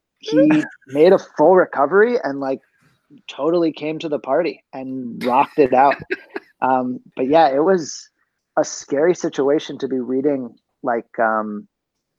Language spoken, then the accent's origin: English; Pittsburgh, Pennsylvania, United States; I'm from Pittsburgh